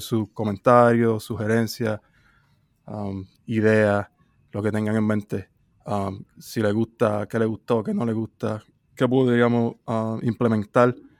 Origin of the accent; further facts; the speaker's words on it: Puerto Rico; soy de Puerto Rico